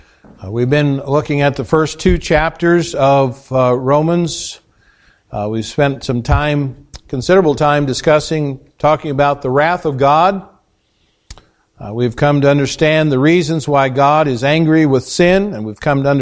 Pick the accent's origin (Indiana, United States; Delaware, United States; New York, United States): Indiana, United States; now in Spooner, United States; We came from Indiana, from a town of 7,000 people, had 30 churches with an Appanee address. 30. That's a lot of churches for just that number of people.